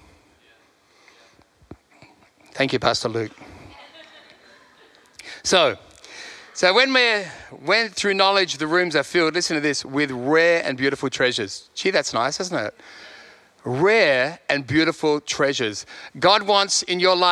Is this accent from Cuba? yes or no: no; Sydney, New South Wales, Australia; moved away as an adult; also born or lived in London; now in Perth, Australia; I'm not from Perth, I'm from Sydney, left there when I was 30.